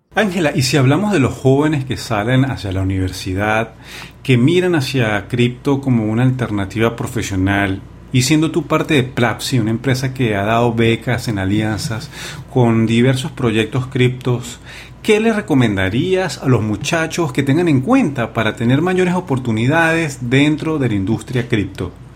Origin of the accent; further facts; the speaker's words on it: Venezuela; nosotros que somos de Venezuela